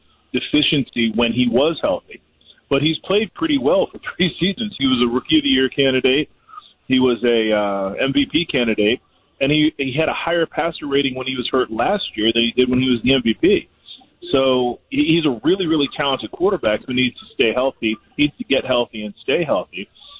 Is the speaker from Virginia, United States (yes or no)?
no; New York, United States; moved away as an adult; now in Philadelphia, United States; Well, I'm a transplant. I came from New York State. Where I lived, football wasn't very big.